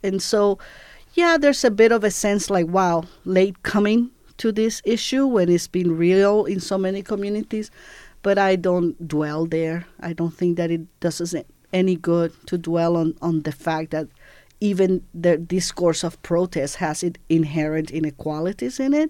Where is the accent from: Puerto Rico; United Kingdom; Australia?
Puerto Rico; moved away as an adult; also born or lived in Cuba; I grew up in Puerto Rico from age seven till about I was eighteen.